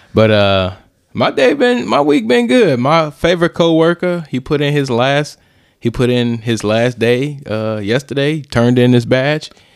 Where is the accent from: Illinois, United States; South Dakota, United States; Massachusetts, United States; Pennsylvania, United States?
Illinois, United States; East St. Louis; We grew up in East Saint Louis, Illinois